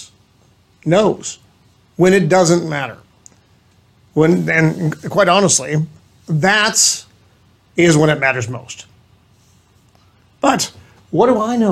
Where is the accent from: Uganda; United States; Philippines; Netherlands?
United States; Southern Maryland; accent: New England; also born or lived in New England; now in East County, United States; we grew up together in Southern Maryland with hillbillies